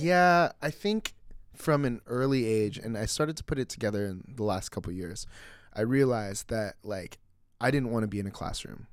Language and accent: English; Mission Viejo, California, United States; we grew up in Mission Viejo.